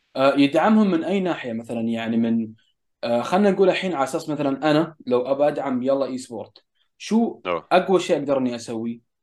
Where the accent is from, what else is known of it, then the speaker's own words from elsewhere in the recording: United Arab Emirates; هنا عندنا في الامارات